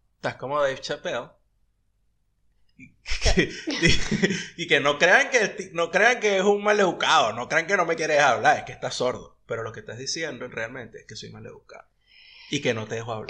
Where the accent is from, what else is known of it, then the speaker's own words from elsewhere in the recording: Venezuela; also born or lived in United States; now in Argentina; nosotros como venezolanos